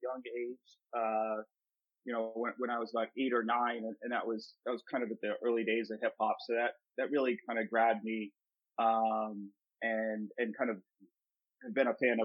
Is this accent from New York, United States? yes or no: no; Boston, Massachusetts, United States; I grew up in downtown Boston